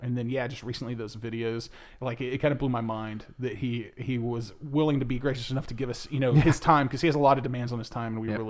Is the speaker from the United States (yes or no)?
yes; Dallas-Fort Worth area, Texas, United States; born or raised there